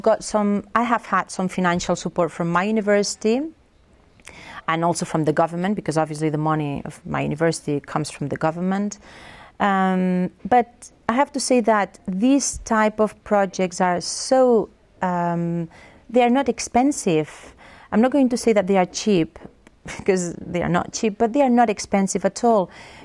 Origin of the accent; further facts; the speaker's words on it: Spain; first language Catalan; English is a second language; I would say that my first language is Catalan. Well, I used to speak in Spanish with my father, Catalan with my mother, so I'm completely bilingual.